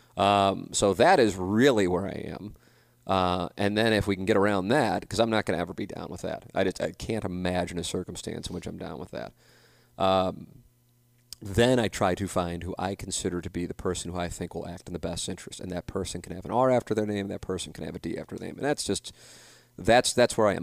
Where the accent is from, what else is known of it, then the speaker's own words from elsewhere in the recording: St. Louis, Missouri, United States; moved away; my classmates from Saint Louis University High School